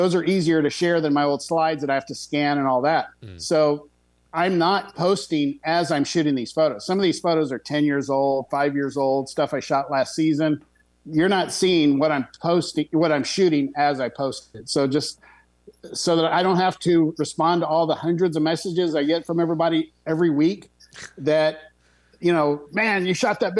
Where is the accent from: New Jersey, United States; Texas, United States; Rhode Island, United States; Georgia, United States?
Texas, United States; Being a Texan